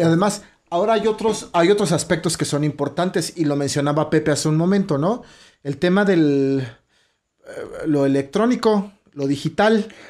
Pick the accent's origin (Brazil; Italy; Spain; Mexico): Mexico; nuestro país, de México